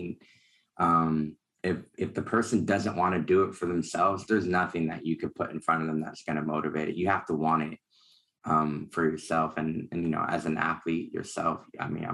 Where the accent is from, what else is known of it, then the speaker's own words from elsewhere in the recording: Alameda, California, United States; now in Sacramento, United States; I grew up in the Bay Area, Alameda, to be exact, right next to Oakland.